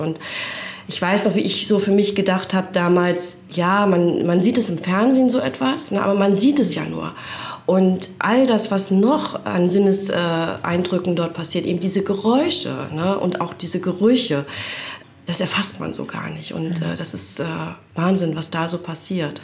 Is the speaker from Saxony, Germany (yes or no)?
no; Rostock, Mecklenburg-Vorpommern, Germany; now in Bad Doberan, Germany; Auch in Rostock aufgewachsen und jetzt erst äh, vor ein paar Jahren nach Bad Doberan gezogen